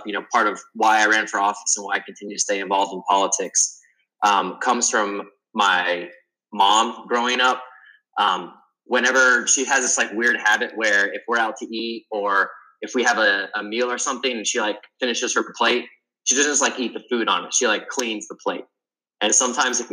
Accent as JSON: {"language": "English", "town": "Spartanburg", "region": "South Carolina", "country": "United States", "tie": "born or raised there", "also_born_or_lived": "Columbia, South Carolina / Greenville, South Carolina", "said": "growing up in Spartanburg, South Carolina"}